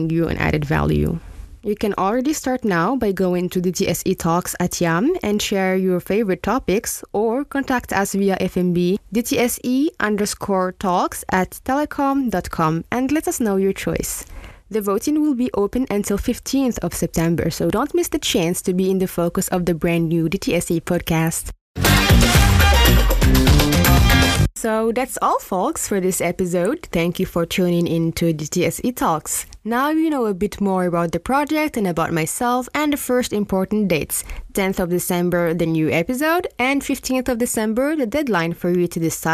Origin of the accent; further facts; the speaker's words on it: Morocco; I come from Morocco